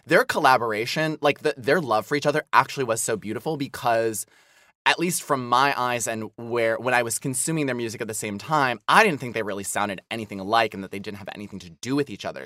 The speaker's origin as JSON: {"language": "English", "region": "Midwest", "country": "United States", "tie": "born or raised there", "moved": "as an adult", "said": "I grew up in the Midwest"}